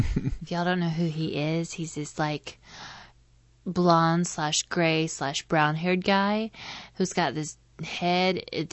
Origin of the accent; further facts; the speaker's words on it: the South, United States